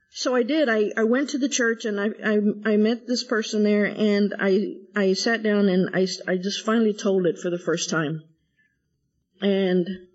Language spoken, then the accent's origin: English; San Angelo, Texas, United States; moved away as an adult; now in Dallas, United States; I was born and raised in San Angelo, Texas